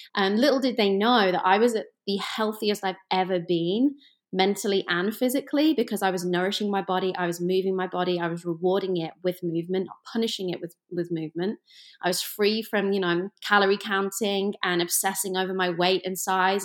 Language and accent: English; England, United Kingdom; moved away; I am from England, and I grew up you know, kind of in the middle of nowhere for Americans. I like to say it's like the Ohio of England, just kind of like in the middle.